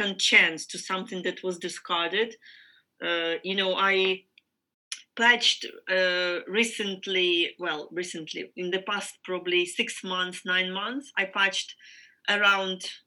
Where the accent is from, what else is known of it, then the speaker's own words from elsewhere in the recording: Ukraine; I am from Ukraine